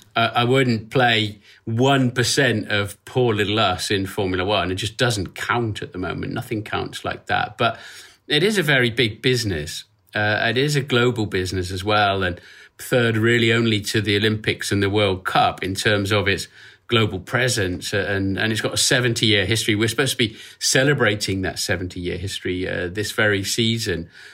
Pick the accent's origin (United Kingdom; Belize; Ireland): United Kingdom; Norfolk, East of England; I was born in Norfolk, uh, which is a, a bit up from Cambridge in the eastern part of the U K. I'm a country boy, and I still live five miles away from where I was born